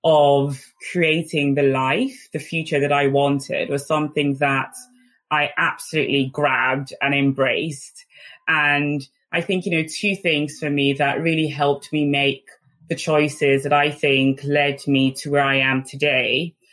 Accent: Nigeria; English is a second language; the values that had been instilled in me from a very young child growing up in Nigeria, where you quickly develop a strong sense of grit and determination.

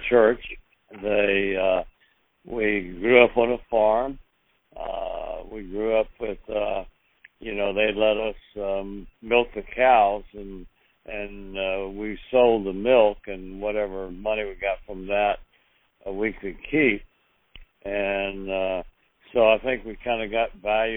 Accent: Hillsville, Virginia, United States; also born or lived in Mount Airy, North Carolina; I grew up in a little small town, Hillsville, Virginia, and actually out in an area called Fancy Gap, Virginia

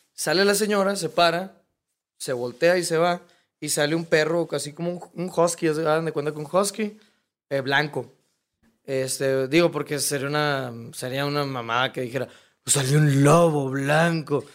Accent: Hermosillo, Sonora, Mexico; yo soy de Hermosillo

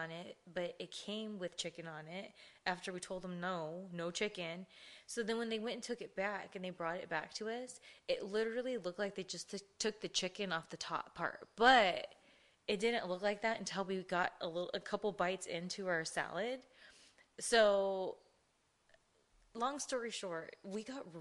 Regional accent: Ontario, California, United States; also born or lived in Chino, California; we grew up in Ontario and Chino

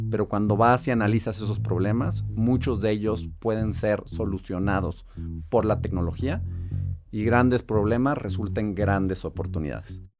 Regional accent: Mexico; Eh, soy mexicano, nací y crecí en México. Tuve la suerte de tener una infancia feliz, con mucho amor, mucho cariño, acceso a una gran educación

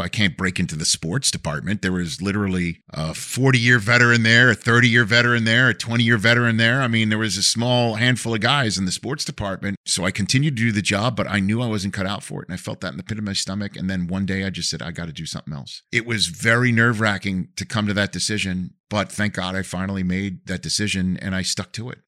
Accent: New York City, New York, United States; accent: New York; moved away; my hometown newspaper, the Staten Island Advance

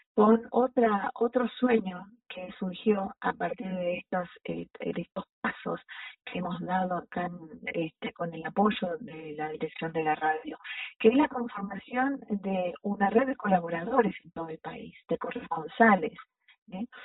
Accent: Jujuy, Argentina; yo soy Jujeña

